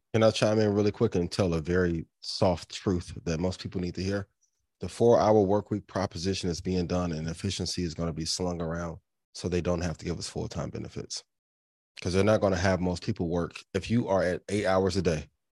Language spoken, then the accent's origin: English; East Chicago, Indiana, United States; I'm a kid from Northwest Indiana, like, to be from East Chicago